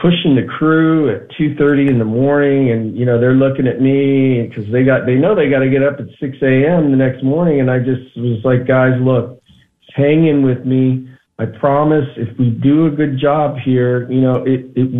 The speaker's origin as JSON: {"language": "English", "region": "northeast Ohio", "country": "United States", "tie": "born or raised there", "moved": "yes", "lives_now": "Los Angeles, United States", "said": "I grew up in Ohio, the northeast part of Ohio"}